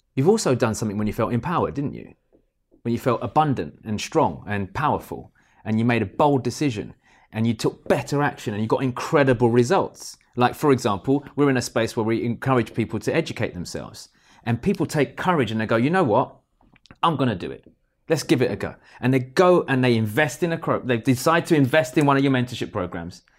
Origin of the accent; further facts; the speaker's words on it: United Kingdom; We're British